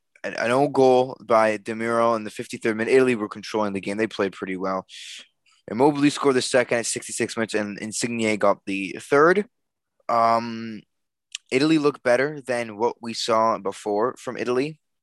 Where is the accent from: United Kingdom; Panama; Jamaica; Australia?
United Kingdom; England; I think I watched England, Croatia, because I'm English, and I watched all of them.